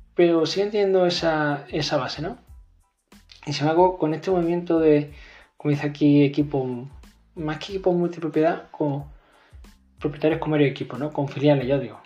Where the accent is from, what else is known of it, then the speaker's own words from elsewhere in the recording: Málaga, Andalusia, Spain; soy de Málaga